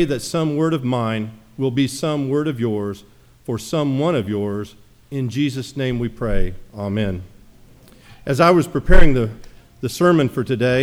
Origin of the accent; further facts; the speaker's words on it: Jamestown, Tennessee, United States; moved away; I visited my hometown, little hometown in Jamestown, Tennessee.